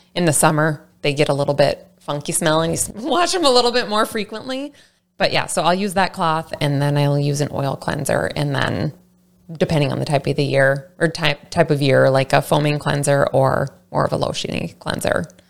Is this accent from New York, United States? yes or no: no; Saint Paul, Minnesota, United States; I'm from the Saint Paul area